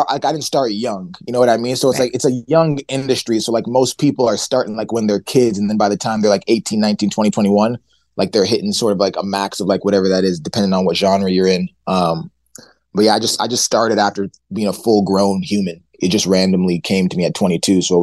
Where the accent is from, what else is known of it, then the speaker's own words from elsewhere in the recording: Ottawa, Ontario, Canada; also born or lived in St. John's, Newfoundland; was born in St. John's, Newfoundland on a rock. On a rock. And okay. then moved to, moved to Ottawa when I was eight months old, which is the capital okay. of the whole country.